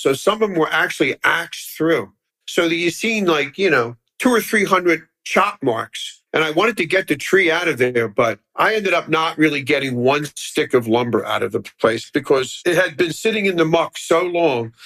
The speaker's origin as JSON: {"language": "English", "town": "Philadelphia", "region": "Pennsylvania", "country": "United States", "tie": "born or raised there", "said": "I grew up in Philly, actually not too far from here up the boulevard at Harbison and the boulevard"}